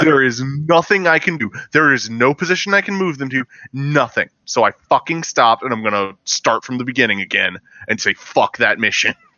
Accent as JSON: {"language": "English", "region": "the South", "country": "United States", "said": "I am a Southerner"}